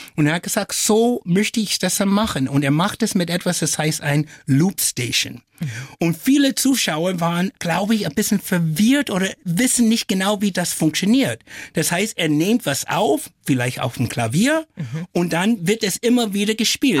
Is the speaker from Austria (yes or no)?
no; Flint, Michigan, United States; first language English; German is a second language; now in Germany; Aufgewachsen bin ich in der USA und in Deutschland.